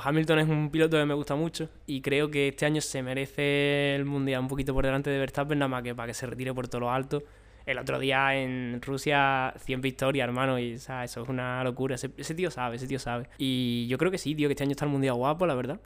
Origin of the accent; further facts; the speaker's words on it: Moguer, Andalusia, Spain; moved away as an adult; also born or lived in Mazagón; now in Granada, Spain; en Mazagón es donde estoy en verano plan, yo soy de Mogué